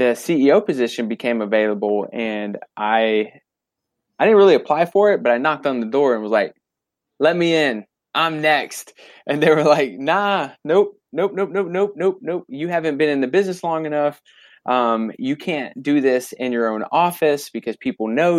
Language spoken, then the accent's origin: English; Fayetteville, North Carolina, United States; also born or lived in Florida; I was born in Florida, but I was raised in Fayetteville, North Carolina since kindergarten.